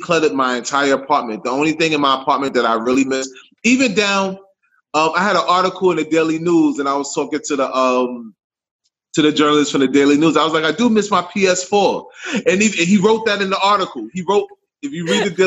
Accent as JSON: {"language": "English", "town": "New York City", "region": "New York", "country": "United States", "tie": "born or raised there", "moved": "as an adult", "lives_now": "Ghana", "said": "I'm born and raised in Harlem, New York City."}